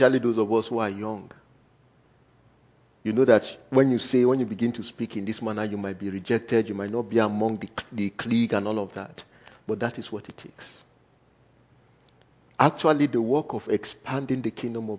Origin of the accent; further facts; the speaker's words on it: Nigeria; first language Igala; English is a second language; moved away; me, being a Nigerian